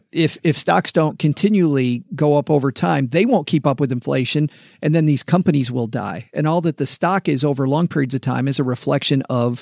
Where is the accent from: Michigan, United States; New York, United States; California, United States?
Michigan, United States; moved away as an adult; also born or lived in Texas; It's funny, ever since I moved back from Texas to Michigan in January, we've been hitting all these places. I lived here for my whole life until a decade ago when we spent 10 years in Texas.